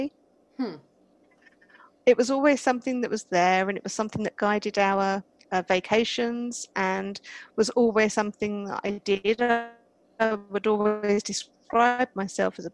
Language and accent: English; United Kingdom; accent: British; I'm British, as you might be able to tell from my accent.